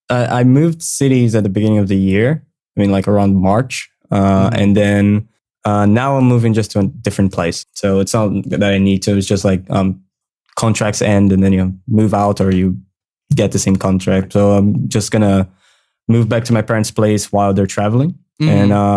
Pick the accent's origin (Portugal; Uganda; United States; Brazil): Brazil; English is a second language; I'm from Brazil. I live in São Paulo, Brazil.